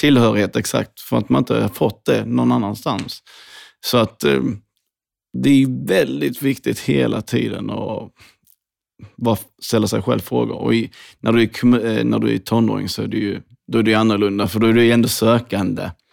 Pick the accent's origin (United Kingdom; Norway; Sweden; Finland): Sweden; Hässleholm, Skåne; Jag växte upp i Skåne, Hässleholm